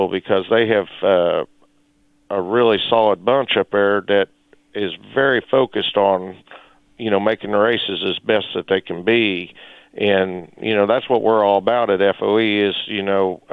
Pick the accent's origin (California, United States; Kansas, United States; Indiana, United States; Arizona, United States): Kansas, United States; Chanute; I grew up in Chanute, and my father raced at Humboldt Speedway when I was a kid